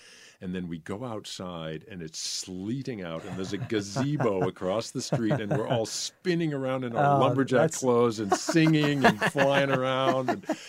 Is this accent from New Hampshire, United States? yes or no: yes; Concord, New Hampshire, United States; I grew up in New Hampshire. I grew up in Concord, New Hampshire, and had never seen dancing, had never seen ballet or anything.